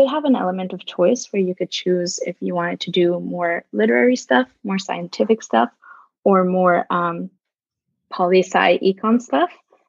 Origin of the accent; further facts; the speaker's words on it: New York City, New York, United States; I'm Spanish-Italian, but I grew up in New York City and I go to Brown University.